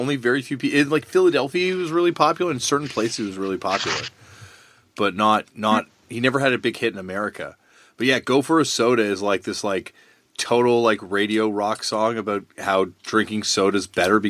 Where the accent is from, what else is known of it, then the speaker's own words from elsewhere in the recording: Toronto, Ontario, Canada; Yeah, Riverdale.